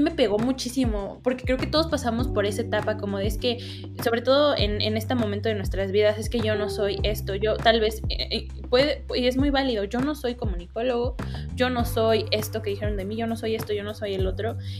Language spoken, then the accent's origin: Spanish; Mexico